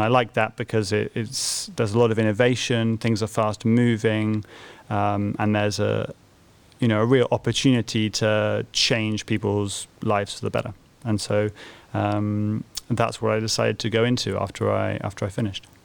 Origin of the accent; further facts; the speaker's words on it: Bristol, South West England, United Kingdom; moved away as an adult; also born or lived in Cambridge; I was born in Bristol